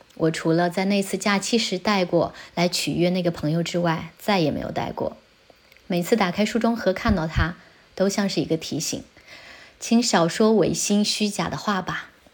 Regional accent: China; now in Italy; 我老家是三面环山的小城，我又从小在山脚下的农村长大

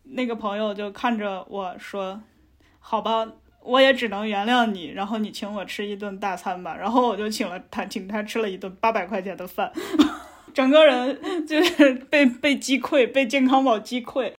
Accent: Beijing, China; 我作为一个北京人

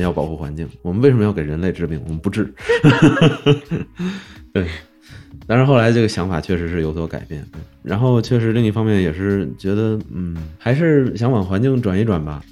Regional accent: Changchun, Jilin, China; also born or lived in Oklahoma, United States; now in Beijing, China; 我老家是长春的

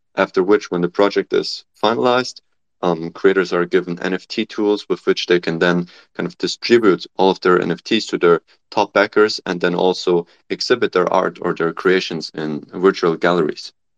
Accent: Germany; moved away as an adult; also born or lived in Nanjing, China / Cambridge, United Kingdom; now in California, United States; I'm originally from Germany

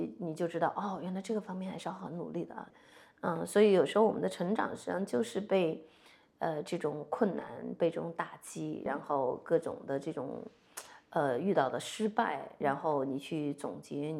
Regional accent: Ziyang, Sichuan, China; 呃，在四川资阳的农村，对，然后这个条件那就肯定很简单嘛，很艰苦嘛

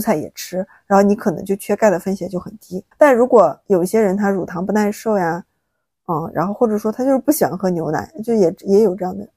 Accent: China; 我们中国人

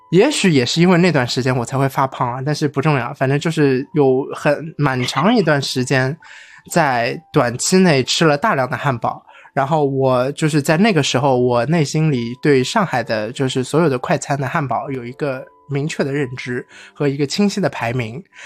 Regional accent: China

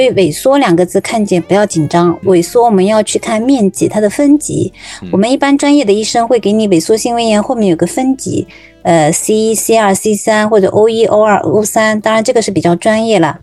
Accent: China; 我们中国人百分之五十到六十，就将近一半的人，他是是有幽门螺杆菌感染的

